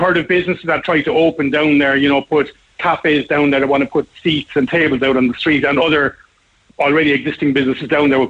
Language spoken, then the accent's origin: English; Ireland; us as Irish people